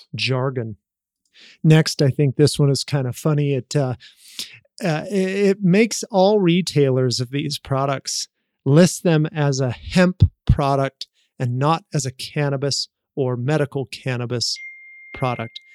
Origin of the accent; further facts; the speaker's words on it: Utah, United States; I have that background of growing up in Utah